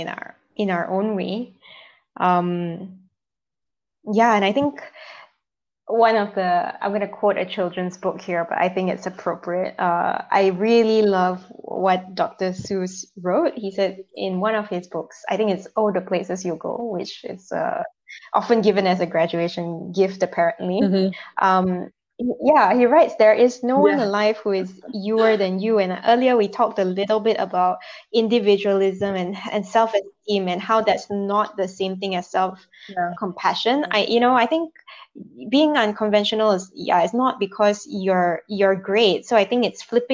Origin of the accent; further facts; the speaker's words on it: Malaysia; moved away; Coming back to Malaysia, especially now that I'm back in my home setting, you know, people have certain expectations of me as a woman, as a Malaysian Chinese